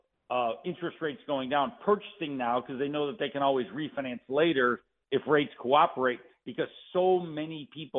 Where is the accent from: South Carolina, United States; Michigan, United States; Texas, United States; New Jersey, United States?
Michigan, United States; Detroit; born and raised in Detroit